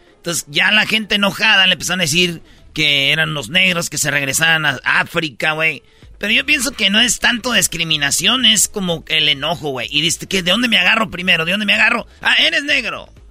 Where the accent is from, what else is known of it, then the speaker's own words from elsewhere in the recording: Michoacán, Mexico; Yo soy, pues, de Michoacán